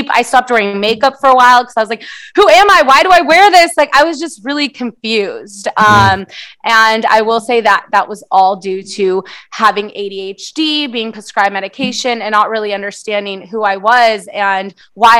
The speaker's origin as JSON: {"language": "English", "town": "San Diego", "region": "California", "country": "United States", "tie": "born or raised there", "first_language": "Portuguese", "second_language": "English", "said": "I actually was born here in San Diego, but my first language is Portuguese."}